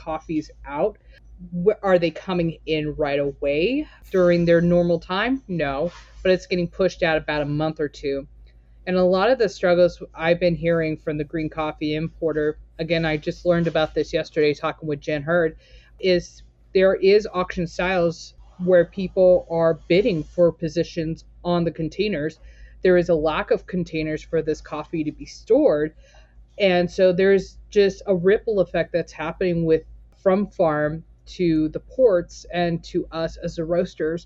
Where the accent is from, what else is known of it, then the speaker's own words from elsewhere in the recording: Torrance, California, United States; moved away as an adult; also born or lived in Portland, Oregon; now in Hillsboro, United States; I was born and raised in Torrance, California